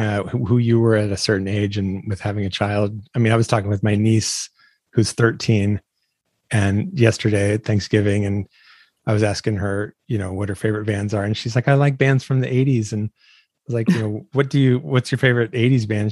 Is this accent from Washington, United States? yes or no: yes; Washington, United States; I'm from Washington State